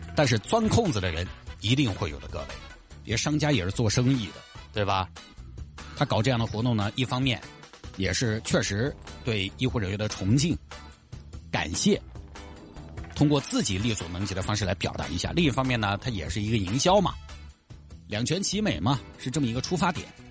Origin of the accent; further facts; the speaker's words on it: Huayang, Sichuan, China; 我就花样当地嘞